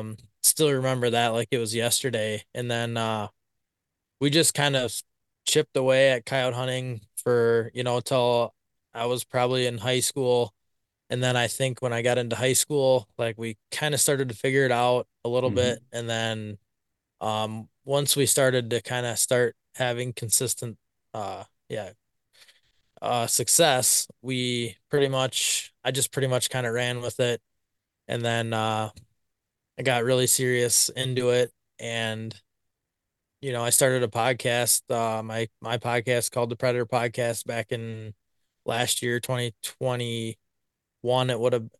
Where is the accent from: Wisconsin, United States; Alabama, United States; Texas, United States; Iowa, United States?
Wisconsin, United States; Blanchardville; So I'm from Blancherville, Wisconsin. Been here my whole life, pretty much. Farthest I ventured was about 10 miles from town here, and lived out there for a couple of years.